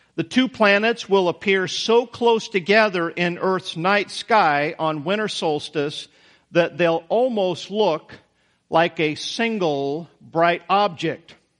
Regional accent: Idaho, United States; moved away; I came from Idaho, Taterville. I mean, I came from a town that most of you had never heard, never heard

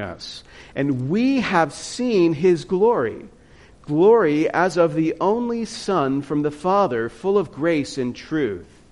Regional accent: Louisiana, United States; moved away as an adult; now in South Dakota, United States; I'm from Louisiana

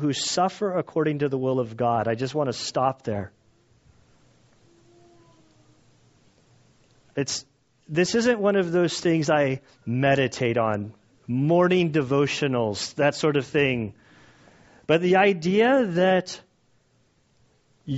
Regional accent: United States; us as American Christians

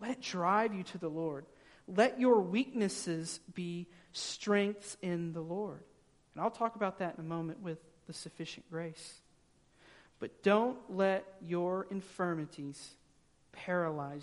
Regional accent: the South, United States; growing up in the South

